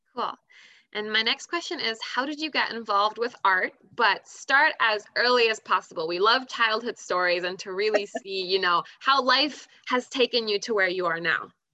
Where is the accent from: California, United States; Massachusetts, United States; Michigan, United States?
California, United States; moved away; I was born in California